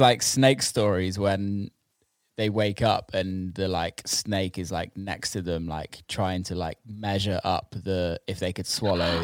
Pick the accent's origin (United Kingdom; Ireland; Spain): United Kingdom; England; I'm from England, and English people party